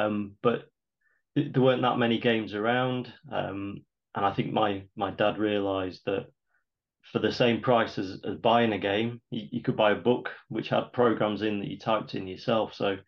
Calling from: Nottingham, East Midlands, United Kingdom; I'm calling in from Nottingham in England, United Kingdom.

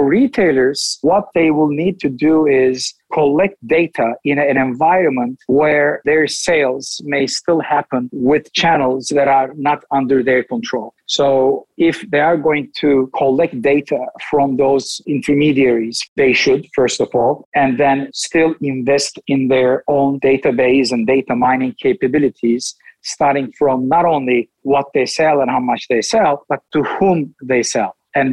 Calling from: Istanbul, Turkey; Right now, it's 11 o'clock in the world that I live in, and it's Istanbul, Turkey.

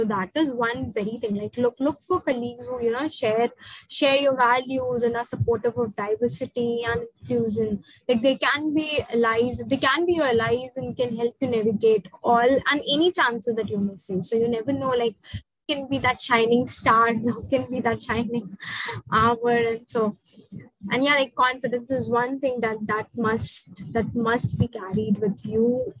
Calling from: India; like I am speaking from India

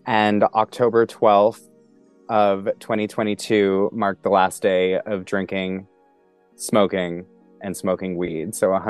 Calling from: Pennsylvania, United States; First off, I am coming from Pennsylvania, which is the land of the original people, the indigenous people of the land of the Lenape.

